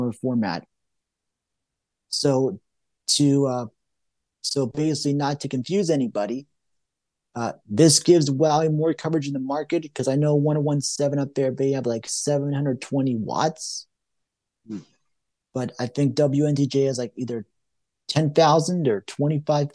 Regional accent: Johnstown, Pennsylvania, United States; moved away; my hometown, Johnstown

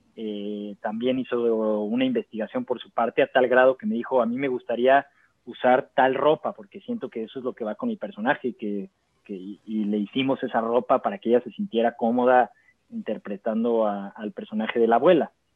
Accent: Maguen David community, Mexico City, Mexico; lo que me faltó creciendo en la Maguen David fue esa diversidad

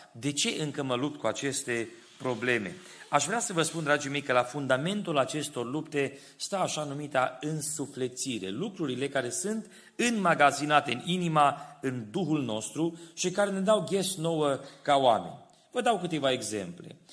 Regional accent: Timișoara, Timiș County, Romania; copil fiind, crescând la Timișoara

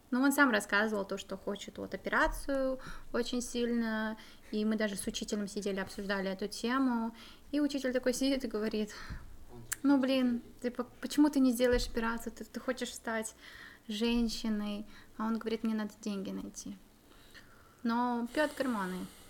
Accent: Kazakhstan; now in Czech Republic

